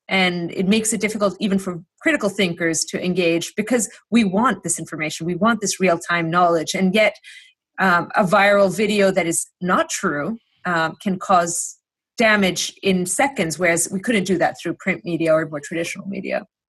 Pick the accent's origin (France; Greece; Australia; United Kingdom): Greece; now in United States; I grew up in Greece